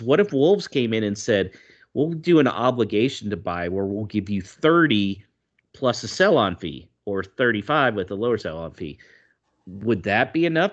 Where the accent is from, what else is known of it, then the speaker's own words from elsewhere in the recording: United States; moved away; as an American out here